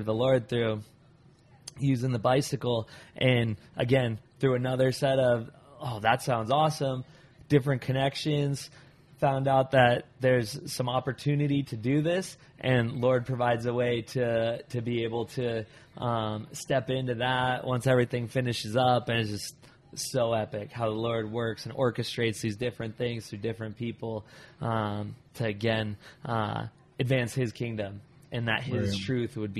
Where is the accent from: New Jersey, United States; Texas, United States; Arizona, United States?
Arizona, United States; still in Arizona, so born and raised in Arizona, so still in Arizona